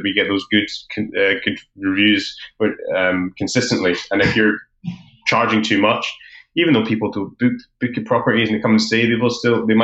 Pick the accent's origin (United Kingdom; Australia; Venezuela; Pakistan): United Kingdom; Edinburgh, Scotland; I'm from Edinburgh. I've lived here most of my life.